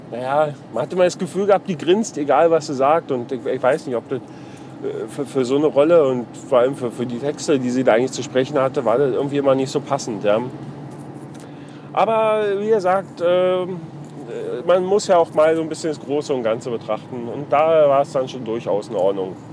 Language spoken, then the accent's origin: German; East Germany, Germany; Weil, also ich als Ossi ist ja im Prinzip genau das Gleiche.